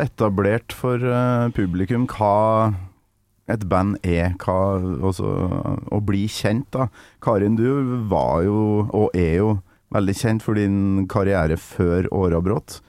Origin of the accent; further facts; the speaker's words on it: Trøndelag, Norway; now in Oslo, Norway; Jeg er trønder i Oslo.